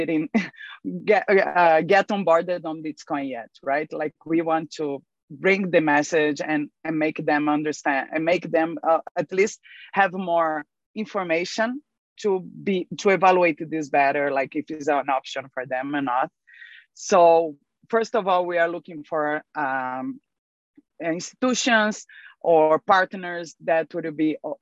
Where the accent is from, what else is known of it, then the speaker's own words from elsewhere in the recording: Brazil; I'm from Brazil